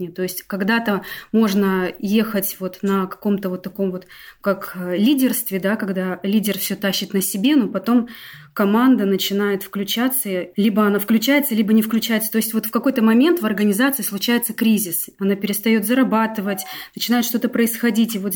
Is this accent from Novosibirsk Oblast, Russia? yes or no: yes; Novosibirsk, Novosibirsk Oblast, Russia; А, я из Новосибирска. У нас э, с мужем семейный бизнес, юридическая компания.